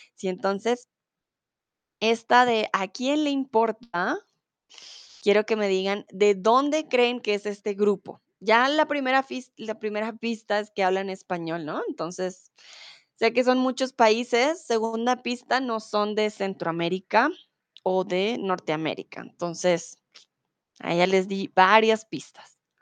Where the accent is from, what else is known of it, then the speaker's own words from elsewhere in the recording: Bogotá, Colombia; now in Germany; soy de Colombia, de la capital de Bogotá